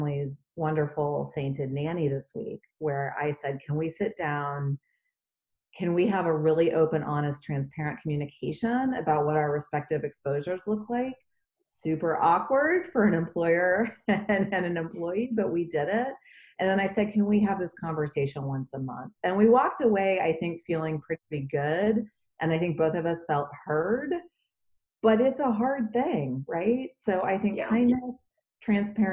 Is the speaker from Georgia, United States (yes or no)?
no; Dallas, Texas, United States; moved away; my hometown and our community members in Dallas. I'm a native Dallasite